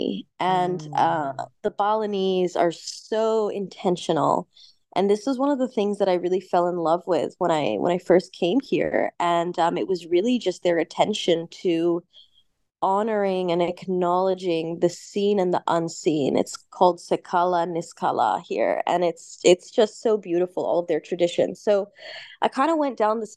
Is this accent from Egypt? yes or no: yes; Cairo, Cairo Governorate, Egypt; moved away; I was actually born in Egypt. So I'm half English, half Egyptian. My mother is Egyptian, father is English. So I spent, you know, a good 10 years of my upbringing in Cairo